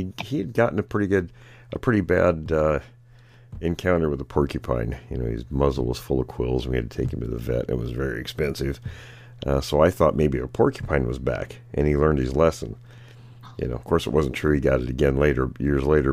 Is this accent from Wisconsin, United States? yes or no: no; Graham, Washington, United States; I grew up in Graham